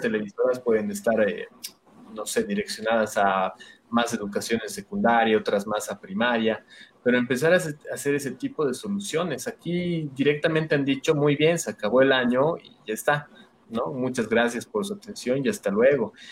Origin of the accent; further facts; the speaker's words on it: Bolivia; nosotros como, como bolivianos